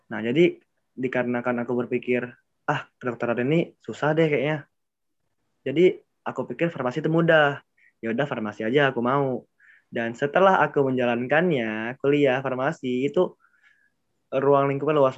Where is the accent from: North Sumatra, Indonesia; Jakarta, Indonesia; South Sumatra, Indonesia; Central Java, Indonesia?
South Sumatra, Indonesia; Palembang; Oke ya, jadi ya aku dari Palembang itu